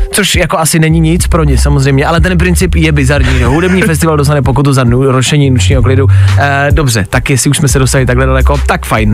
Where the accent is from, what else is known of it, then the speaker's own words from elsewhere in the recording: Plzeň, Plzeň Region, Czechia; moved away; jsem z Plzně, tak někdy přijedu do Plzně